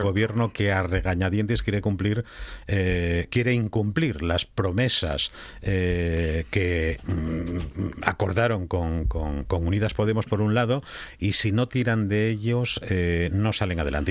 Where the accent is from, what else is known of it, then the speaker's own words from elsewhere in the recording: Asturias, Spain; entre los asturianos que teníamos una gran industria